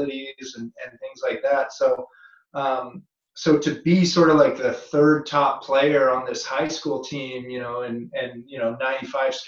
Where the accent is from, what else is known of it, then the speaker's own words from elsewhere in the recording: North Vancouver, British Columbia, Canada; moved away; also born or lived in California; Being a Canadian kid and growing up on the North Shore of Vancouver